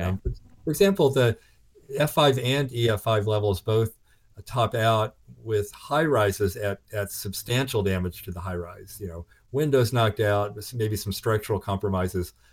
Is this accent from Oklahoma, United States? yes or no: yes; Oklahoma, United States; growing up in Oklahoma